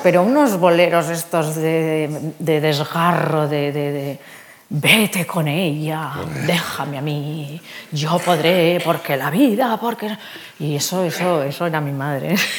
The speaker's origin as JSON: {"language": "Spanish", "region": "Basque Country", "country": "Spain", "said": "Soy vasca"}